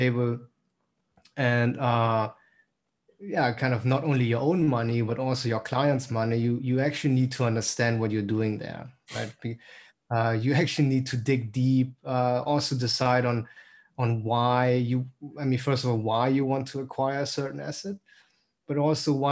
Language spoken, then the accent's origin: English; Berlin, Germany; moved away as an adult; also born or lived in St. Gallen, Switzerland / Los Angeles, United States; now in London, United Kingdom; I'm originally from Berlin, but have the pleasure to work in London.